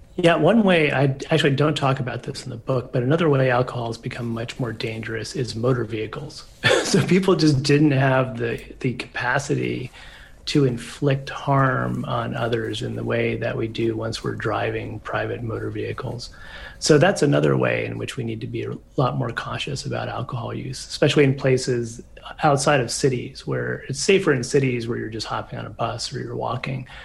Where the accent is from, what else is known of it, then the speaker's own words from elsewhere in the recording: United States; I come from maybe more of a northern drinking culture, just from being American